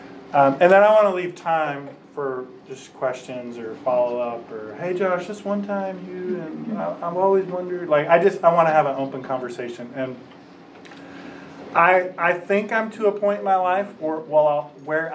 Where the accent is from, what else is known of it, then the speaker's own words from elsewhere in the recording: Warren, Michigan, United States; also born or lived in Kansas; I grew up, I was born right outside of Detroit, Michigan, in a little place called Warren